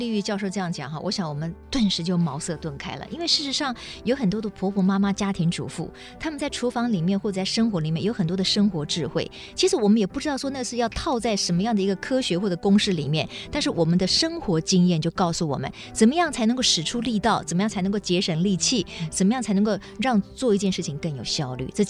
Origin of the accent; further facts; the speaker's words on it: Taiwan; first language Taiwanese Hokkien; Chinese is a second language; 其实我们家的母语也是台语，